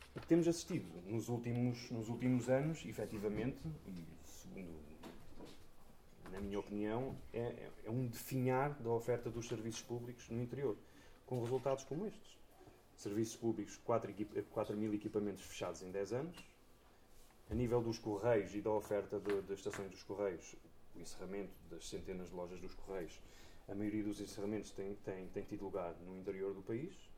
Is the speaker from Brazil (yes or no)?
no; Coimbra, Centro, Portugal; moved away as an adult; now in Covilhã, Portugal; eu nasci em Coimbra, fiz a minha vida toda em Coimbra e há cerca de 10 anos fui viver para a Covilhã